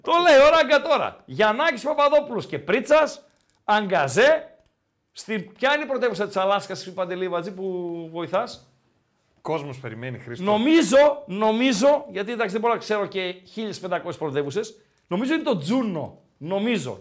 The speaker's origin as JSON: {"language": "Greek", "town": "Komotini", "region": "East Macedonia and Thrace", "country": "Greece", "said": "Και εμένα η πατρίδα μου είναι η κομμωτινή."}